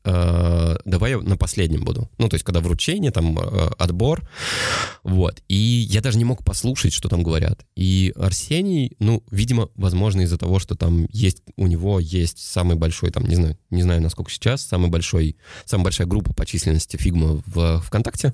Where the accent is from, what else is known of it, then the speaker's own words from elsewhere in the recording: Saratov, Saratov Oblast, Russia; я родом из Саратова. Всем привет из Саратова